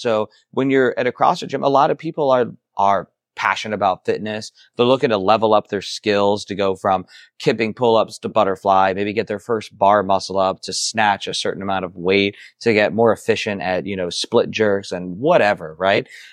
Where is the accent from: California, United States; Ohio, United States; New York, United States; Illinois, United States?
Ohio, United States; I'm from Ohio, but not, close to the Midwest